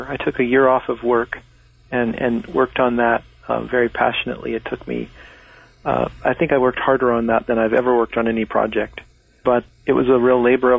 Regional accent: Laguna Beach, California, United States; born there; I was born in Laguna Beach, California, which is at 33 degrees 30 minutes north.

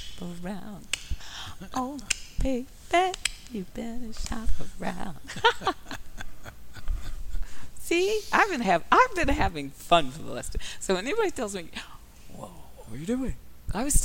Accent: Detroit, Michigan, United States; I came up from Motown

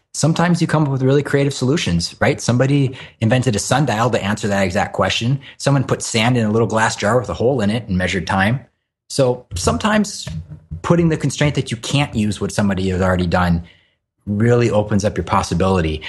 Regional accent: Hawaii, United States; I grew up in Hawaii and surfed a lot

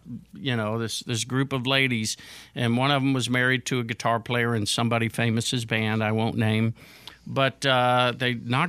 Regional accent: Houston, Texas, United States; now in Nashville, United States; Yeah, I'm from Houston.

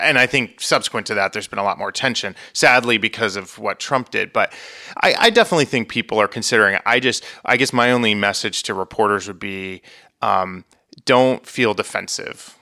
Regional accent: Vermont, United States; moved away; I am originally from Vermont

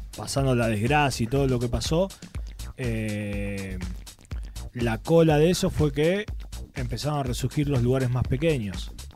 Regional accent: Argentina; moved away as an adult; also born or lived in Spain; siendo argentino sobre todo en España

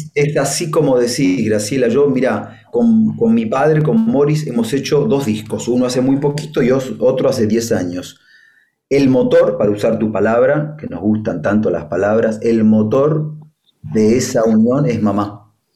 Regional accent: Argentina; moved away; also born or lived in Spain; me crié parte en Argentina, parte en España

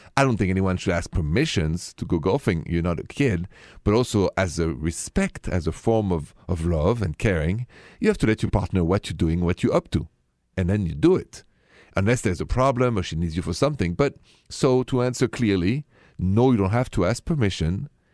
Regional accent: France; accent: French; My accent is French, français.

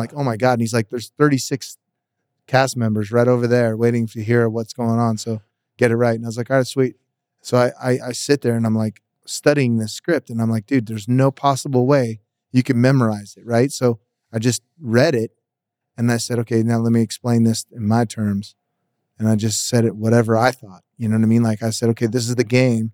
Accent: Las Vegas, Nevada, United States; And I'm from Vegas. I'm born here.

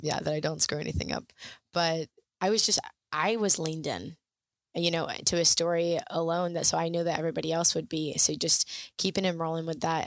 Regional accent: Florida Keys, United States; growing up in the Keys

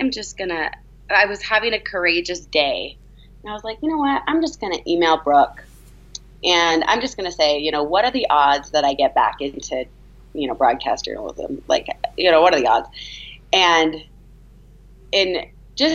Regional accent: California, United States; moved away as an adult; also born or lived in San Francisco / Boston; now in Salt Lake City, United States; I'm from California

